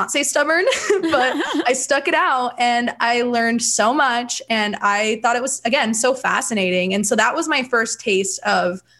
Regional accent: Bakersfield, California, United States; born and raised in Bakersfield, California. So midtown girl

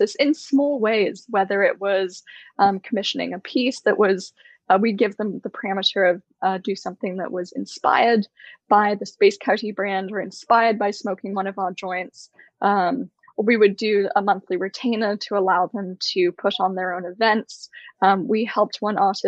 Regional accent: Bay Area, California, United States; I grew up in the Bay Area in California

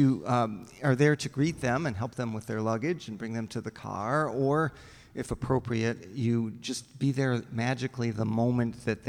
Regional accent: Chicago, Illinois, United States; I was raised in the Chicago area

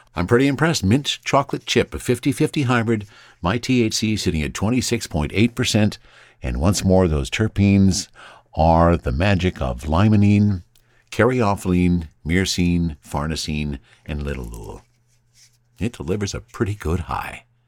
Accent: Nelson, British Columbia, Canada; moved away; I spent my formative years in the kootenays. And often when I would tell people that I was from Nelson

